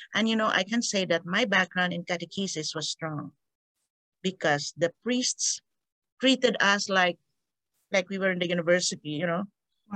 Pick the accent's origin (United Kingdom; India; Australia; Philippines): Philippines; Victorias, Negros Occidental; moved away; also born or lived in Iloilo, Panay; I'm from a, uh, a um, not really tiny, in an island of Panay, Iloilo. Um, but I didn't grow up there. My parent, my father was looking for a job and he got the, the idea of going to Negros Occidental. So my family transferred to Negros Occidental and we landed in, we settled in Victoria's Negros Occidental